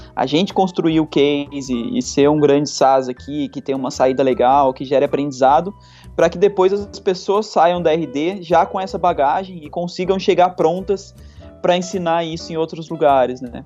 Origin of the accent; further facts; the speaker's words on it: Aparecida, São Paulo, Brazil; moved away as an adult; also born or lived in Florianópolis; eu sou do interior de São Paulo, né? Minha, minha, sou de uma cidade que vive basicamente em função do comércio, que é Aparecida do Norte, então é, fui, fui, criado lá